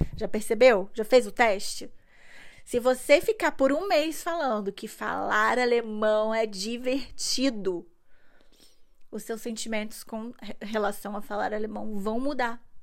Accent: Brazil; now in Germany; eu nasci no Brasil

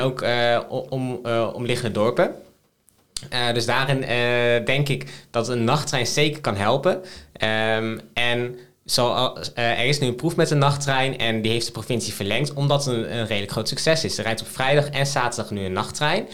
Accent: Emmen, Drenthe, Netherlands; moved away; ik ben, ben, geboren en getogen in Drenthe. Wat wij daar hebben in de gemeente Emmen is een jeugdparlement.

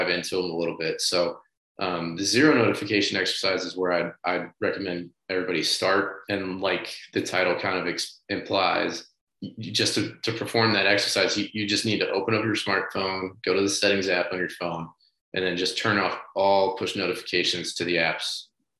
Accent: St. Louis, Missouri, United States; moved away; I'm from St. Louis originally. I have a lot of childhood friends that still live back there

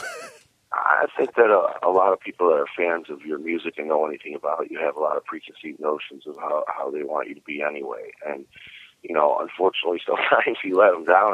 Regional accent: Cleveland, Ohio, United States; moved away as an adult; now in Florida, United States; I was born and raised in Cleveland

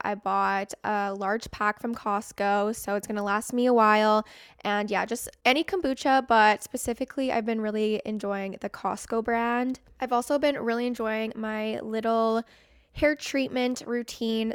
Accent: Canada; I'm from Canada

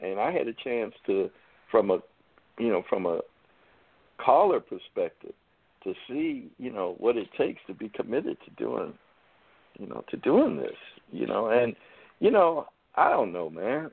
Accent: United States; I'm an American, born here

